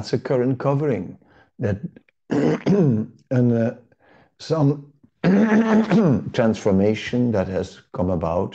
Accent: Netherlands; I was born in the Netherlands.

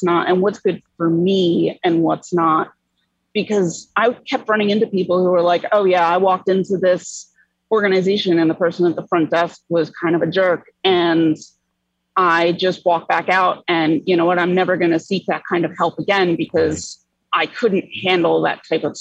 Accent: New Jersey, United States; moved away as an adult; now in New York City, United States; I grew up in the North Jersey area

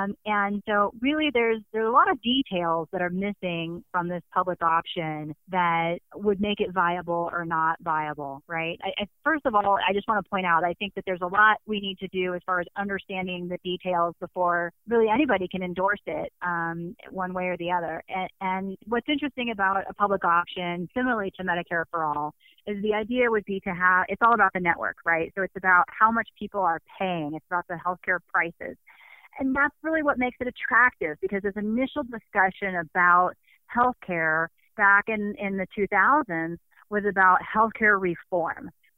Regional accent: Phoenix, Arizona, United States; I'm from Phoenix, Arizona.

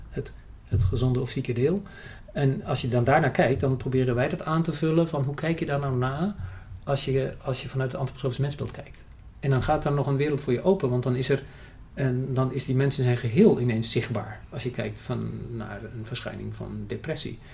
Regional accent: Germany; Dutch is a second language; moved away as an adult; also born or lived in United Kingdom; now in Netherlands; ik ben in Duitsland opgegroeid

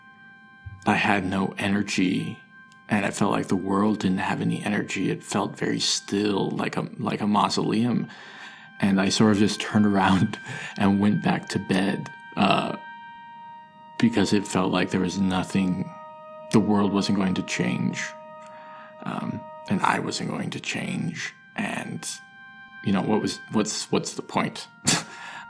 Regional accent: Park City, Utah, United States; moved away as an adult; now in New York City, United States; I'm originally from Park City, Utah.

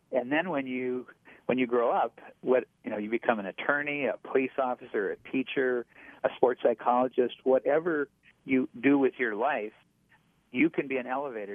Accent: North Dakota, United States; I grew up in North Dakota. I'm a, a plains guy

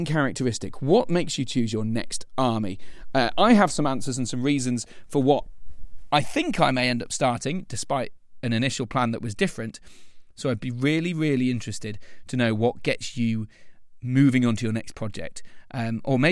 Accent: Lincoln, East Midlands, United Kingdom; I'm from Lincoln

